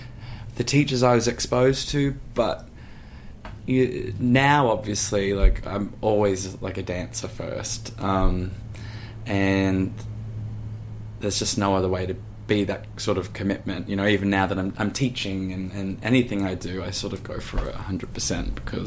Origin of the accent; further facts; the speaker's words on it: Gold Coast, Queensland, Australia; now in New York, United States; I'm from Queensland, and I ended up getting bussed down to the Gold Coast, where I'm from